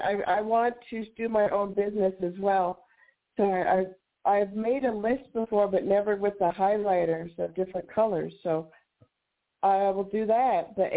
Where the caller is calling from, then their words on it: New Mexico, United States; New Mexico.